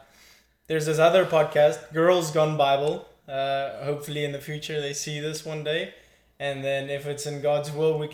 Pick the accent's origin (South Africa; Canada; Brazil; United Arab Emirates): South Africa; moved away as an adult; now in United States; originally from South Africa, currently studying in the U.S.